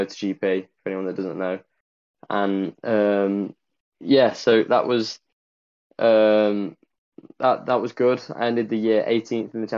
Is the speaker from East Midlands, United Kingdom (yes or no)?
yes; Ashby-de-la-Zouch, East Midlands, United Kingdom; I'm from Ashby, from the Midlands, just near Dunnington Park.